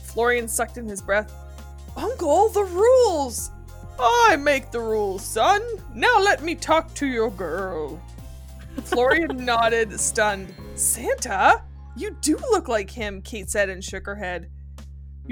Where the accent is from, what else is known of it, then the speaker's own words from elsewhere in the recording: Northern Ontario, Canada; I come from absolute rednecks from Northern Ontario who love to go hunting